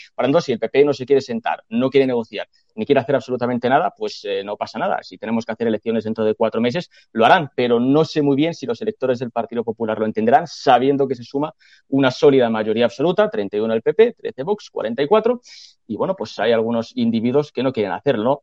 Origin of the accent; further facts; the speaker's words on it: Castile and León, Spain; soy de Castilla León